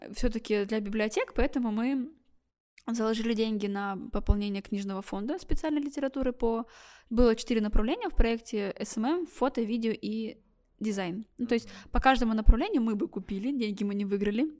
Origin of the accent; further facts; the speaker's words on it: Blagoveshchensk, Amur Oblast, Russia; я из Амурской области, э, город Благовещенск